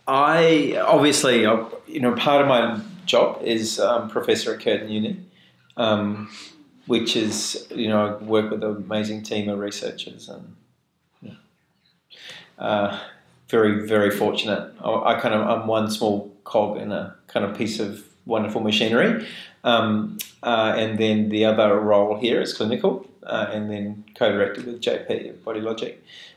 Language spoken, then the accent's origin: English; New Zealand; moved away; And I remember, because I came from New Zealand, and there was the McKinsey system.